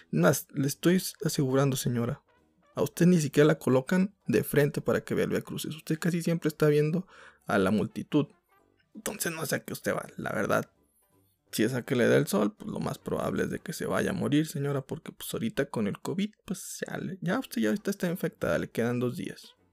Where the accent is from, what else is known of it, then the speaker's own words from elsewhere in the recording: northern Mexico, Mexico; Soy norteño.